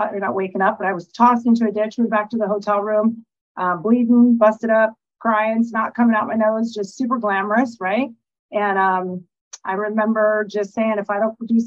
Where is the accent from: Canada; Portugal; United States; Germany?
United States; Alaska; now in La Cruz de Guanacaste, Mexico; I'm from Alaska. I currently reside in La Cruz de Guanacaste, Mexico